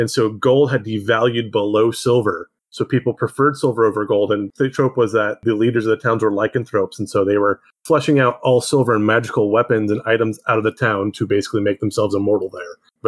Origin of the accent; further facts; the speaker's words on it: Central California, United States; I grew up in Central California.